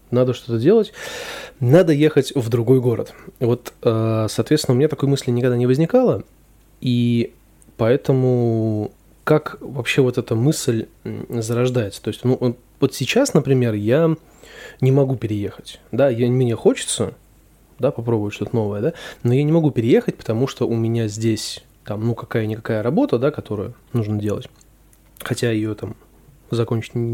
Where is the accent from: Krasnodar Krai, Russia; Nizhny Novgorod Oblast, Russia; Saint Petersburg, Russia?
Saint Petersburg, Russia; Родился в Петербурге я, вырос в Петербурге, учился тоже в Петербурге. Я, соответственно, никуда не переезжал.